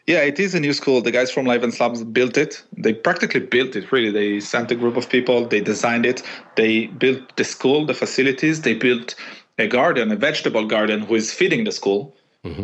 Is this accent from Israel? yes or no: yes; Israel; moved away as an adult; now in Italy; born in Israel and uh, living in Italy actually in the last ten years or so